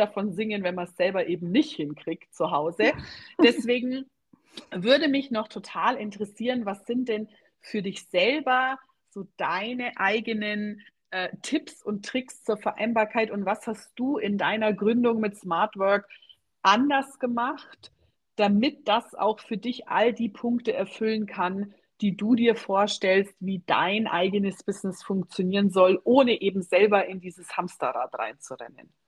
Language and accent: German; Germany; bei uns in Deutschland